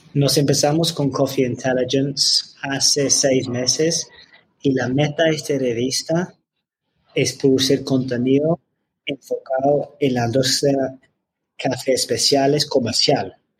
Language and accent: Spanish; London, United Kingdom; Spanish is a second language; moved away as an adult; now in Medellín, Colombia; yo soy de Londres, de Reino Unido